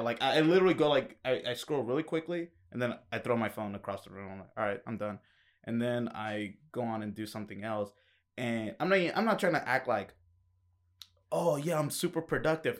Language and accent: English; Kennesaw, Georgia, United States; moved away as an adult; also born or lived in Acworth, Georgia; now in Atlanta, United States; I grew up in Ackworth and Kennesaw